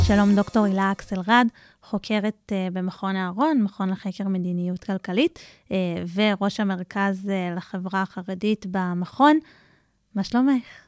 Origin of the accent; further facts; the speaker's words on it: Lehavim, Southern District, Israel; אני גדלתי בלהבים, זה בין אה, רהט ללקיה